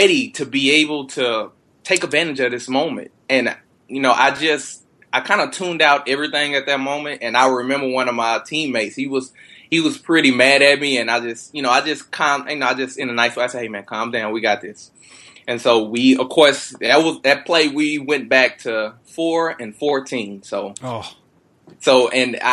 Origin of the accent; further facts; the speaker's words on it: Texas, United States; I'm born and raised in Texas